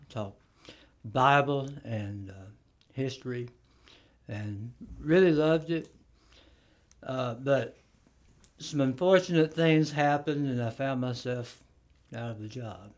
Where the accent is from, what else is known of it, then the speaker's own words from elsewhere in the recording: Florence, Alabama, United States; also born or lived in Columbia, Tennessee; I'm from uh, the Florence area, mm-hmm. so I have uh, a connection to North Alabama since I've lived here. Um, roughly about 40 years